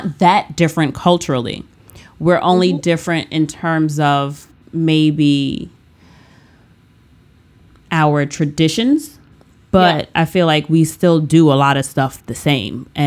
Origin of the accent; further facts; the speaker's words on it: United States; my privilege as an American